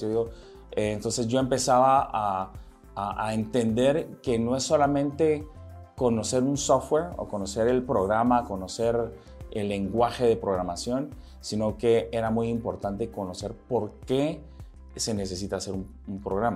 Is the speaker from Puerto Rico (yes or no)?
no; Guatemala; moved away as an adult; also born or lived in Nicaragua / United States; yo nací en Nicaragua. y este, a los seis meses de edad mis padres se mudan a Guatemala. Yo aquí crecí en Guatemala. Crecí toda mi niñez